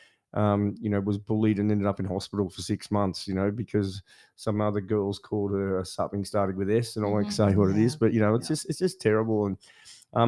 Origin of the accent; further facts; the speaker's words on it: Bendigo, Victoria, Australia; I grew up in Bendigo in the middle of Victoria